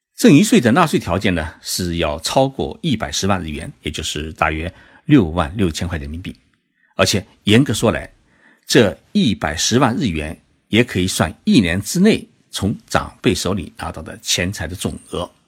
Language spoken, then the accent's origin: Chinese; Zhejiang, China; now in Tokyo, Japan; 其实我这几天呢，就在浙江老家陪父母亲过年